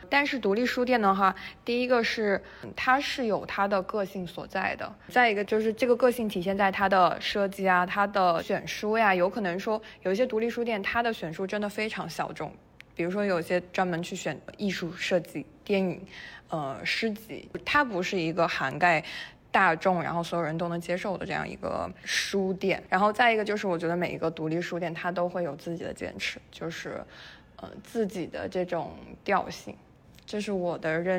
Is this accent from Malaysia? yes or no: no; Shandong, China; moved away as an adult; also born or lived in Beijing / United Kingdom; now in Dali, China; 我是山东人。